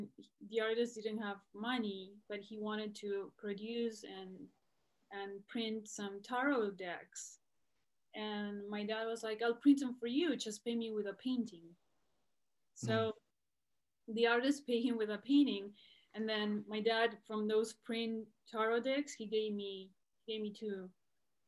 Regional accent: Buenos Aires, Argentina; moved away as an adult; also born or lived in Los Angeles, California; now in California, United States; I was born here in California, Los Angeles, but my parents are Argentinian, so they raised my brother and I in Buenos Aires.

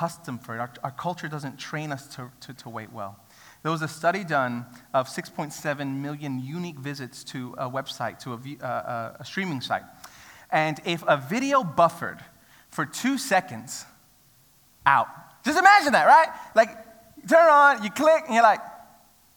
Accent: New York City, New York, United States; now in Australia; I grew up in New York City

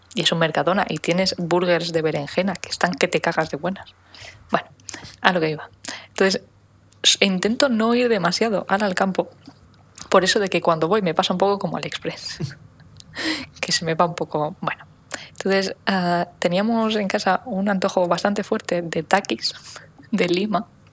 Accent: Menorca, Balearic Islands, Spain

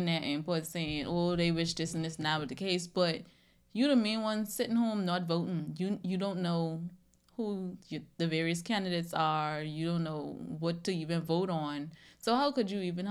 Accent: Bahamas; moved away as an adult; now in United States; I grew up in a household with a mother and a father

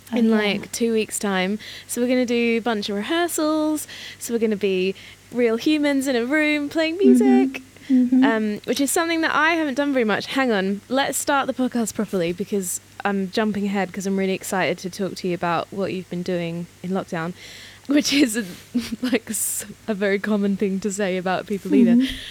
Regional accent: Australia; I think, I wonder, because growing up in Australia, we had fruit trees in our backyard.

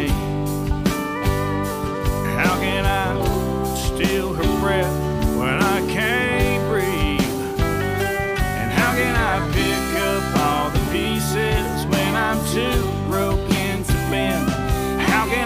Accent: Texas, United States; I'm a Texan

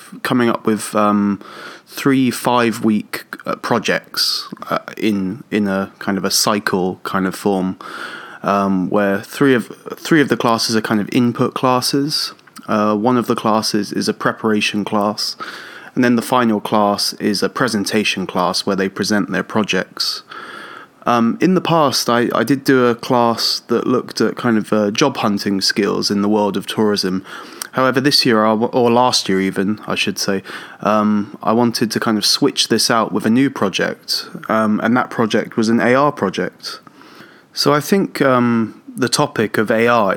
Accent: Portsmouth, South East England, United Kingdom; moved away as an adult; now in Tokyo, Japan; I'm originally from England, south of England, a city called Portsmouth, and I've been living and teaching in Japan for about 11 years now.

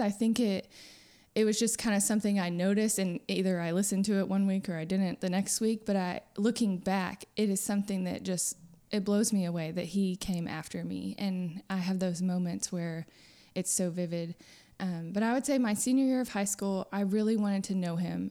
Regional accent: Friendswood, Texas, United States; moved away as an adult; now in Nacogdoches, United States; I grew up in Friendswood, which is southeast Houston area

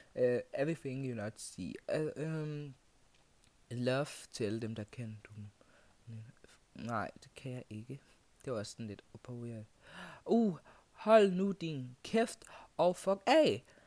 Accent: Kenya; now in Denmark; Jeg er fra Kenya.

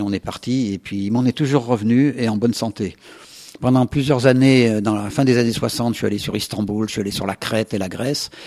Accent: Saint-André, Auvergne-Rhône-Alpes, France; le jour où je suis parti de mon village de l'Isère, de Saint-André

